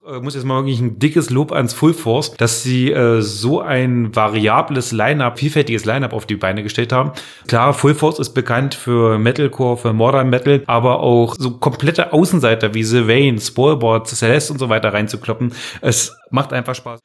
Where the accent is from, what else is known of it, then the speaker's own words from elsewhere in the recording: Magdeburg, Saxony-Anhalt, Germany; now in Magdeburg, Germany; von Machteburg in meiner Heimatstadt Heimatdorf